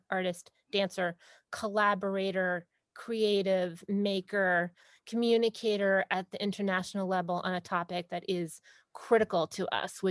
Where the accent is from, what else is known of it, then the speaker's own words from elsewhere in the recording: New York City, New York, United States; moved away; Born and bred in Staten Island myself.